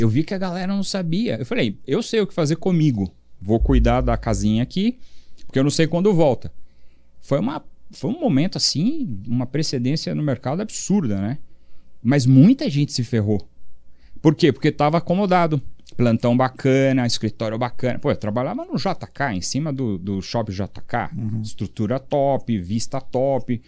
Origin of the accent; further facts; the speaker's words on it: São Paulo, Brazil; also born or lived in Europe; foi onde eu cresci